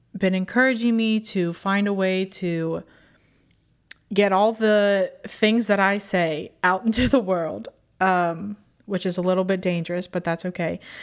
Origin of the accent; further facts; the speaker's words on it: Pittsburgh, Pennsylvania, United States; also born or lived in Tampa, Florida; I moved back up to my hometown of Pittsburgh, Pennsylvania